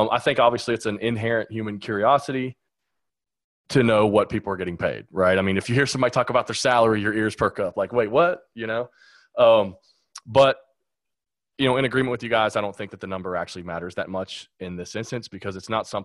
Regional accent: Lexington, Kentucky, United States; I'm from Lexington, Kentucky

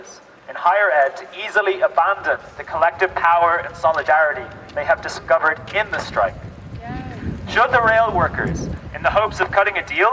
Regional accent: Ireland; now in California, United States; I'm also an international student here. I'm from Ireland.

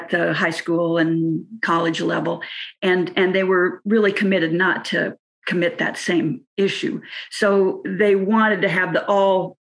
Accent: California, United States; when I was a student from California

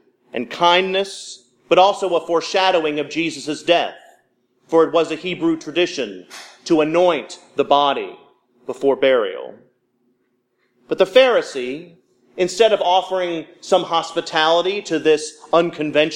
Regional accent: Louisville, Kentucky, United States; now in Mississippi, United States; My hometown of Louisville, Kentucky

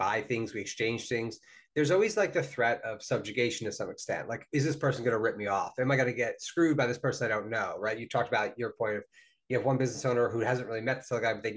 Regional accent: New Jersey, United States; my home state of New Jersey

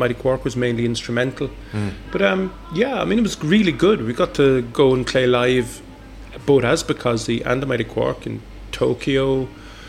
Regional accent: Cork, Munster, Ireland; moved away as an adult; now in Sweden; I'm from Cork

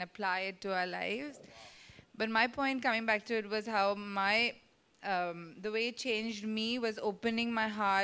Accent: Mumbai, Maharashtra, India; growing up in Mumbai, a city where one tends to stick to the same circle of friends

